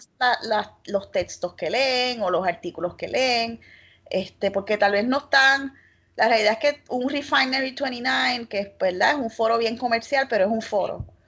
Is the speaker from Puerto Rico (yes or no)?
yes; Arecibo, Puerto Rico; yo soy de Arecibo y de Atillo